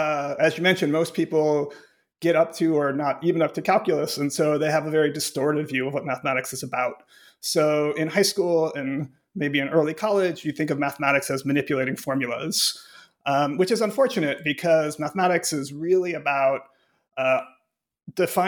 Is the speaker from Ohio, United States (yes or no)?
yes; Cleveland, Ohio, United States; moved away as an adult; also born or lived in Pittsburgh, Pennsylvania / Urbana-Champaign, Illinois / Chicago, Illinois; now in Grinnell, United States; I grew up in Cleveland, Ohio